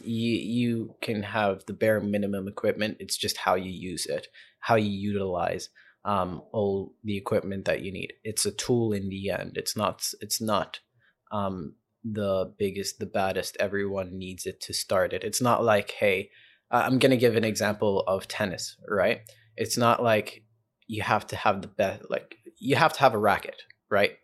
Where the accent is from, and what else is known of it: Johannesburg, Gauteng, South Africa; born or raised there; also born or lived in Zambia / Prince Edward Island, Canada; now in Toronto, Canada